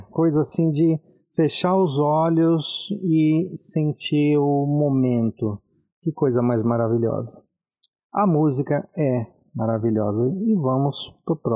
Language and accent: Portuguese; Brazil